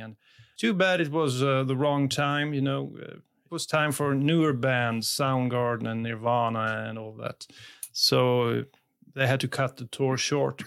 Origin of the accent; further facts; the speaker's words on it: Sweden; English is a second language; I'm from Sweden.